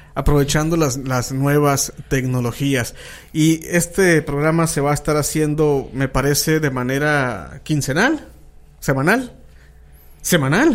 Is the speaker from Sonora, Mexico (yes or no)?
yes; San Luis Río Colorado, Sonora, Mexico; somos obviamente del norte, somos de San Luis Río, Colorado, Sonora, de la ciudad de las cuatro esquinas